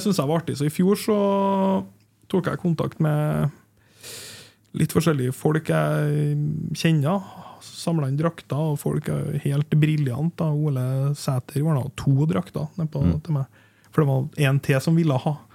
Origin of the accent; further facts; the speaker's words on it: Hommelvik, Trøndelag, Norway; jeg vokste opp i Humlika.